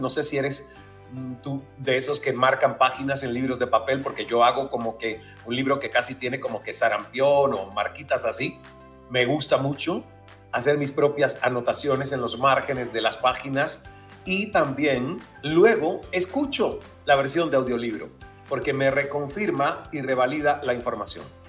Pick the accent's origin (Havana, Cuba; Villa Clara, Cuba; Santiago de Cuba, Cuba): Santiago de Cuba, Cuba; El Caney; en mi pueblo natal del Caney, allá en Santiago de Cuba, en Cuba